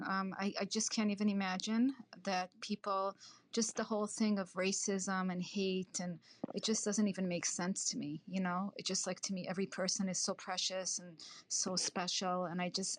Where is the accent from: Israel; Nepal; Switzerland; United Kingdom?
Israel; now in United States; I was born in Israel, so I didn't grow up in this country my whole life